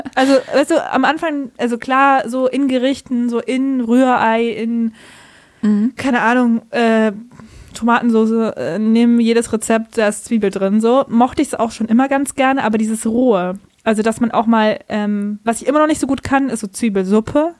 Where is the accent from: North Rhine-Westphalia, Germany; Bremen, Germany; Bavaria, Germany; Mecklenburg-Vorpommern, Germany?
Bavaria, Germany; accent: Bavarian; moved away; ich komme aus Bayern